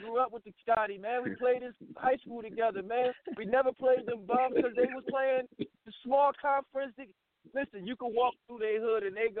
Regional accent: New Haven, Connecticut, United States; He's from up the street from where I'm born, New Haven, Pistol Waven.

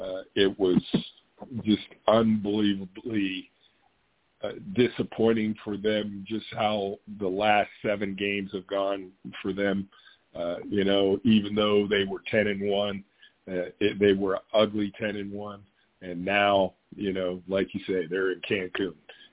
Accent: Pittsburgh, Pennsylvania, United States; also born or lived in Idaho / Minnesota / Wisconsin; now in Florida, United States; I grew up in Pittsburgh, you know, and lived in Idaho, lived in Minnesota and Wisconsin.

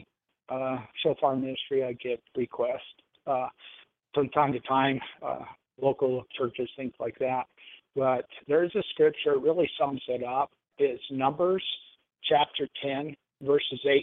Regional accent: Southern Nevada, United States; Well, I was born and raised in Southern Nevada. 5 generations here now

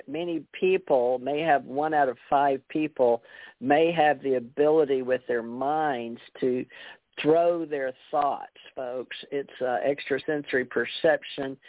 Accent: the South, United States; we said Jung because, you know, we're from the South

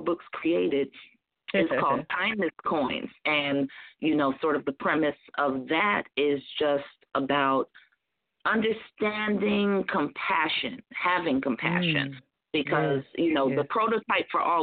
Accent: Newark, New Jersey, United States; I'm from the Bricks

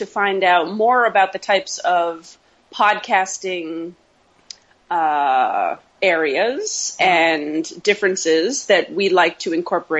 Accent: Boston, Massachusetts, United States; I am from Boston

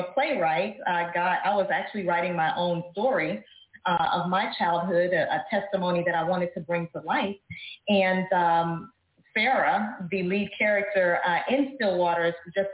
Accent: Dallas, Texas, United States; I am from Dallas, Texas, born and raised

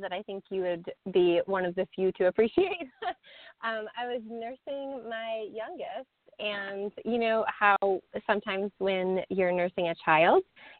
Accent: East Coast, United States; You know, I come from the East Coast, and I was like, that's just too much.

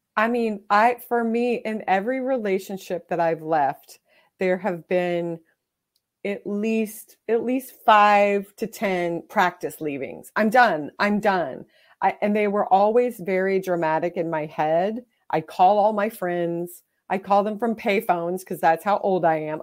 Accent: Texas, United States; I grew up in Texas in the seventies and eighties

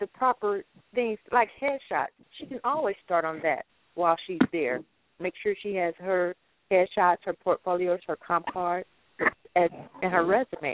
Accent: Midwest, United States; I'm from the Midwest

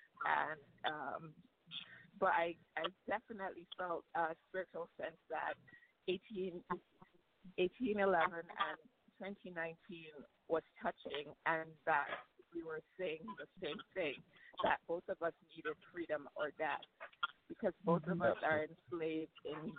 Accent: Jamaica; I'm Jamaican, Jamaican-American

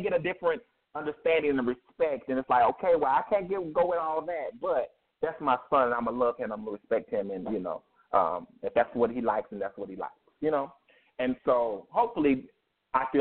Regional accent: Myrtle Beach, South Carolina, United States; I come from Myrtle Beach, South Carolina, that area

